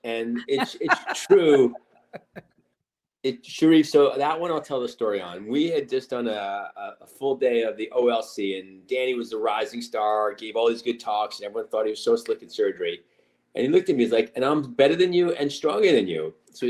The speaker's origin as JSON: {"language": "English", "region": "East Coast", "country": "United States", "tie": "born or raised there", "also_born_or_lived": "Los Angeles", "lives_now": "Connecticut, United States", "said": "I grew up on the East Coast and I trained at Yale in Connecticut."}